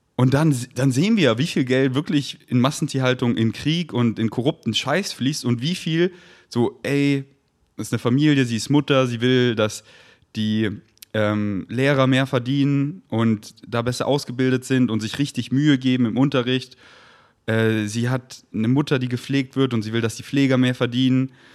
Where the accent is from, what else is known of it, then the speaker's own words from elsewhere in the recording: Germany; in Deutschland geboren zu sein